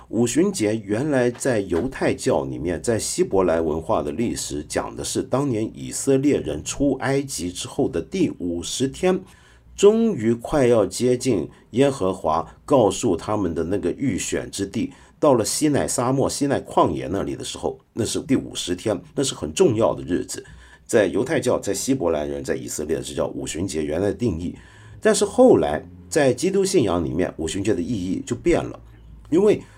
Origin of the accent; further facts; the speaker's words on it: Northeast China, China; 我们东北人讲的跳大神